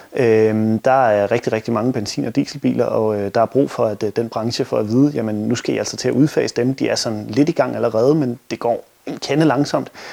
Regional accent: Denmark; som danskere

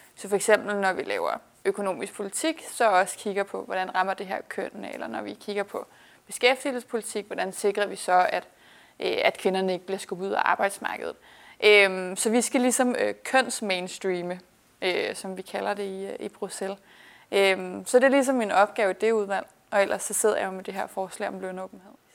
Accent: Værløse, Capital Region of Denmark, Denmark; moved away as an adult; now in Brussels, Belgium; jeg voksede op i Værløse, lidt nord for København

